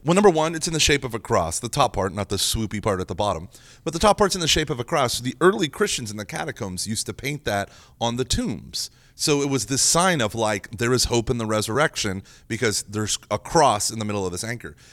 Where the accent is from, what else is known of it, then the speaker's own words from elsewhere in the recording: Oklahoma, United States; moved away; growing up in Oklahoma